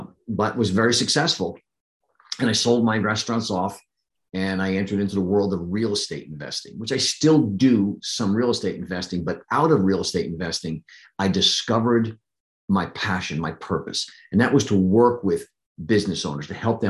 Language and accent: English; New Jersey, United States; moved away as an adult; also born or lived in Pennsylvania; I grew up in New Jersey. The formidable years were spent in New Jersey up until I was 20